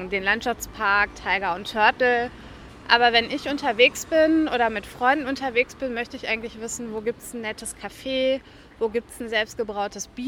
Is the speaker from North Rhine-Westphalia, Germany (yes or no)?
yes; Velbert, North Rhine-Westphalia, Germany; now in Duisburg, Germany; Ich bin in Felbert geboren und aufgewachsen, also südlich von Essen und habe dann hier studiert